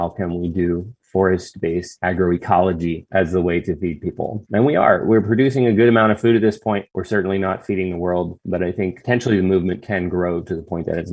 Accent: Bowie, Maryland, United States; moved away as an adult; I grew up in Bowie, Maryland.

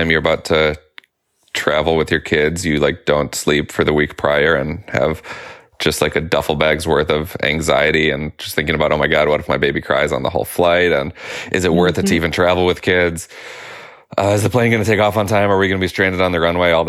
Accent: Detroit, Michigan, United States; I'm from Detroit, where I live with my family.

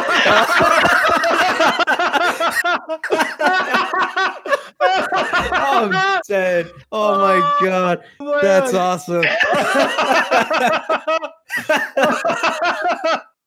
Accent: Monmouth County, New Jersey, United States; I grew up in Monmouth County, New Jersey, if you know where that is, like along the north part of the shore

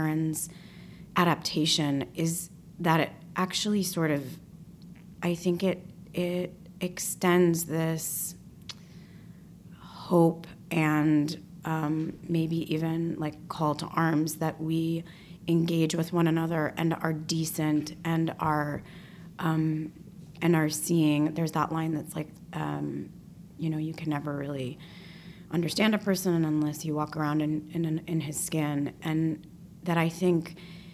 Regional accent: Detroit, Michigan, United States; moved away; a young woman growing up in Detroit

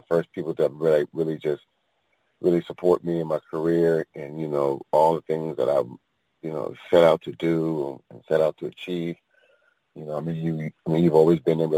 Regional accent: San Francisco Bay Area, California, United States; I'm originally from the San Francisco Bay Area, born and raised

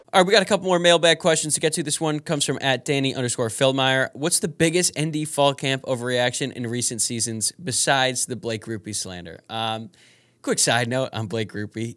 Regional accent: Louisville, Kentucky, United States; I'm from Louisville

